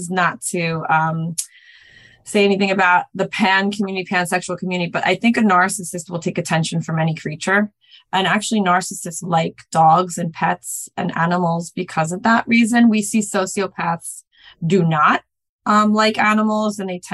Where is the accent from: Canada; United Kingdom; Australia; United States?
United States; New York; I grew up in New York